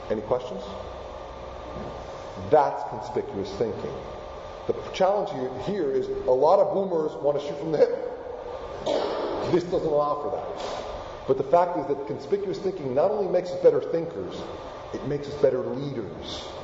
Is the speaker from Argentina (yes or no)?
yes; Argentina; first language Spanish; English is a second language; moved away; I was born in Argentina. My first language is indeed Spanish.